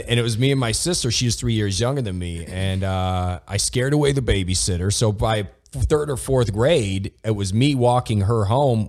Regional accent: Toledo, Ohio, United States; my hometown was Toledo Ohio

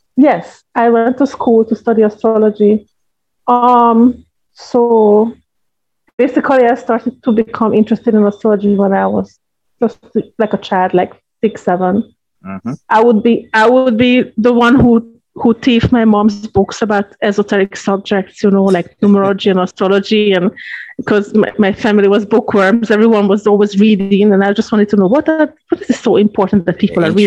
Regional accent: Hungary; moved away as an adult; now in Jamaica; I live in Jamaica 20 years now. I'm a citizen. I'm a dual citizen. Originally, I'm from Hungary, so I am a Hungarian citizen

